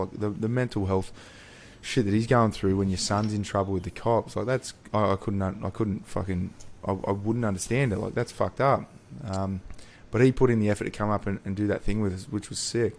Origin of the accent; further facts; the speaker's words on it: Newcastle, New South Wales, Australia; I grew up in Newcastle.